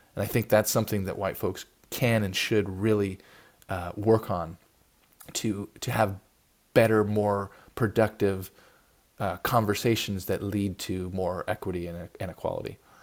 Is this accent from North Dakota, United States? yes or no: no; Oakland, California, United States; I live in you know in Oakland, which you know is a big city in the Bay Area. There's a lot of gun violence in my hometown.